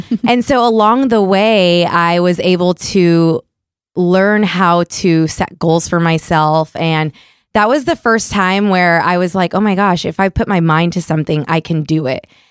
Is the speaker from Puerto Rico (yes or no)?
yes; Puerto Rico; moved away; I'm originally from Puerto Rico